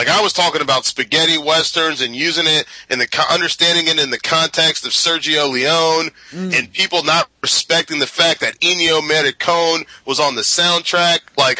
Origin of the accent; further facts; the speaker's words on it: the South, United States; I'm from the South, and I love the South.